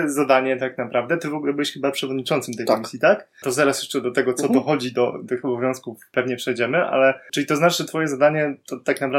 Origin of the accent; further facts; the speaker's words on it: Poznań, Greater Poland, Poland; który obserwuję jako poznaniak